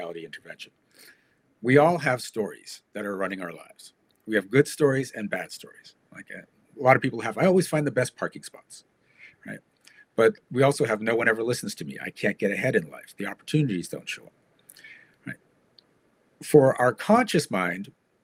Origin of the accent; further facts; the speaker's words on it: Canada; I'm from Canada.